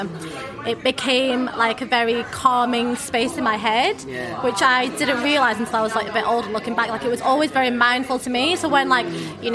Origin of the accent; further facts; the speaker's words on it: Accrington, North West England, United Kingdom; accent: northern; moved away as an adult; this is in Accrington. So the village that we lived in was Huncourt, and literally I was the only non-white person in that primary school